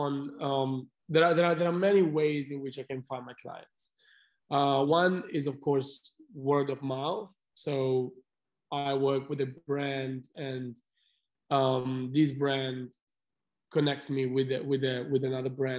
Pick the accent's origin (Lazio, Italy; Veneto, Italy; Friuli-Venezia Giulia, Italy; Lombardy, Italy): Lombardy, Italy; Milan; moved away as an adult; I'm from Italy. I'm from Milan.